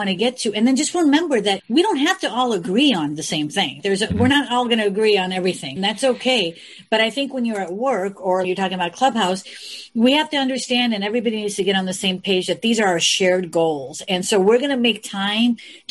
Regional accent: Chicago, Illinois, United States; I'm from the Midwest, from Chicago. And I grew up with you guys.

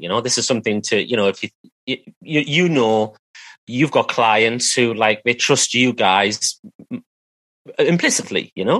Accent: United Kingdom; accent: British; I am British. That's why I sound like this

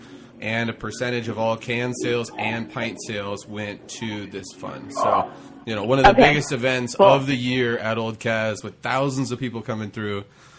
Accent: San Luis Obispo, California, United States; moved away as an adult; also born or lived in Gulf of Mexico / Alaska; So, I grew up in San Luis Obispo

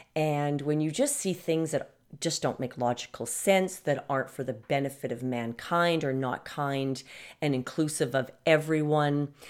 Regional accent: Canada; I'm from Canada

